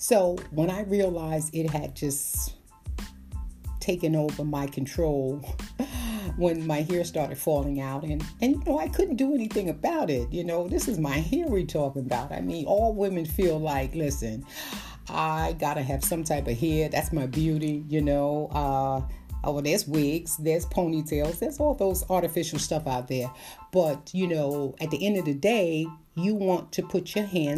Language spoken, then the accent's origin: English; New York City, New York, United States; I came from Brooklyn, New York